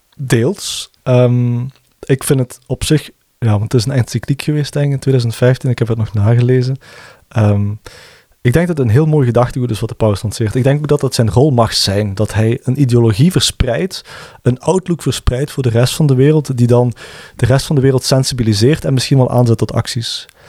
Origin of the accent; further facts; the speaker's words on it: Limburg, Flanders, Belgium; ik ben een Limburger